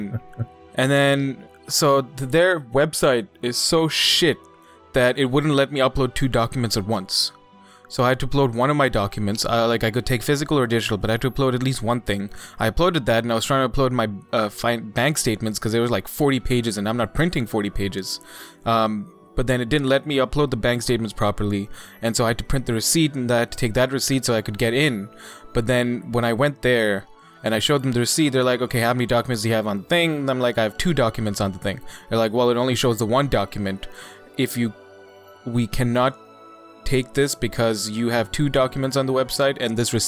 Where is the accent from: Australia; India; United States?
India; now in Canada; As an Indian citizen